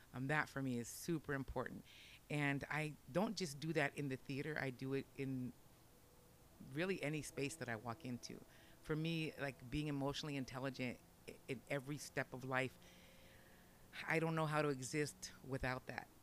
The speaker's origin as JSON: {"language": "English", "area": "Orange County", "region": "California", "country": "United States", "tie": "born or raised there", "first_language": "Spanish", "second_language": "English", "said": "growing up in Orange County"}